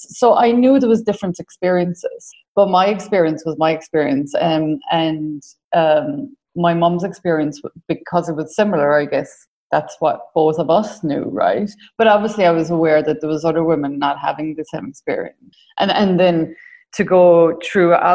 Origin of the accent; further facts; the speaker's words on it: Ireland; accent: Irish; As you can tell from my accent, I'm Irish, born in the late 70s in a small community, raised Catholic, went to secondary school with the nuns